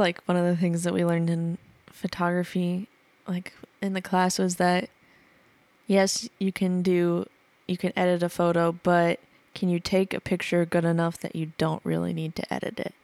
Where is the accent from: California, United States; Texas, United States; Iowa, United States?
Iowa, United States; Atlantic; moved away; my hometown is because, uh, Atlantic Iowa is the Coca-Cola capital of Iowa.